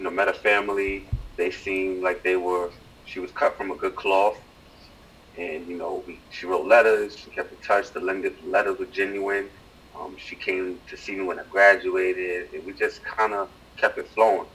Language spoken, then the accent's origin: English; New York City, New York, United States; born and raised in the Bronx